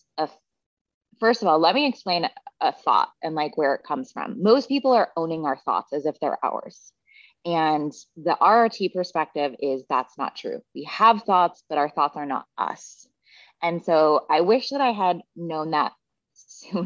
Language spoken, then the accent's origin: English; Seattle, Washington, United States; I grew up in Seattle